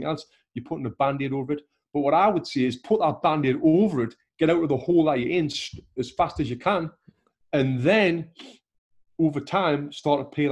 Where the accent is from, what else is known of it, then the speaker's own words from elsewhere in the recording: Sunderland, North East England, United Kingdom; moved away as an adult; now in Los Angeles, United States; if I was still living in my hometown of Sunderland